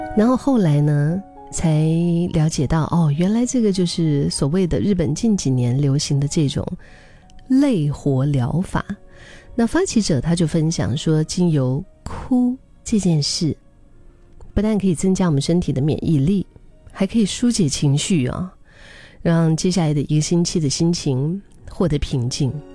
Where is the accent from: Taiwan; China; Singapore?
Singapore; 我们新加坡话叫很闲啊